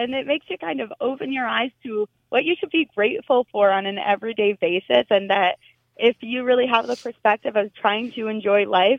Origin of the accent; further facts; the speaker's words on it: New Jersey, United States; I grew up in New Jersey.